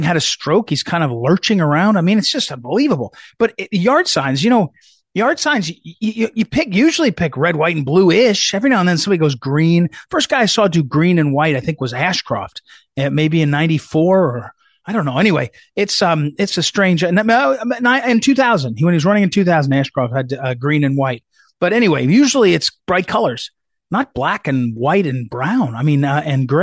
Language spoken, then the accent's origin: English; New Jersey, United States; also born or lived in St. Louis, Missouri; now in Virginia, United States; I grew up in New Jersey. I lived in Missouri for 25 years. I'm now down in Virginia